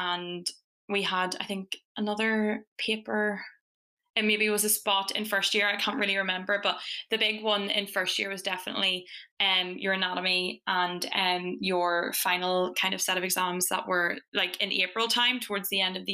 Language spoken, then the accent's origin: English; Fermanagh, Northern Ireland, United Kingdom; moved away as an adult; now in Dundee, United Kingdom; I'm from Fermanagh in Northern Ireland